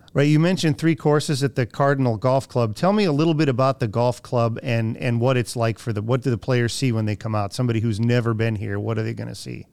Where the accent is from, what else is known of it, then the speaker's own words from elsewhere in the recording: Ohio, United States; moved away; my hometown in Ohio